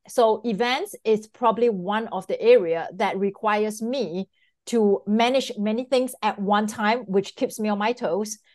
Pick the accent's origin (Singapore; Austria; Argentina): Singapore; moved away as an adult; now in Miami, United States; I'm originally from Singapore. So I came to the United States prominently in two thousand and four